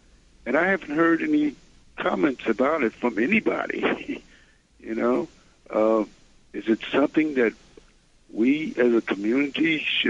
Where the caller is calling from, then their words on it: New York City, New York, United States; I'm calling from Brooklyn.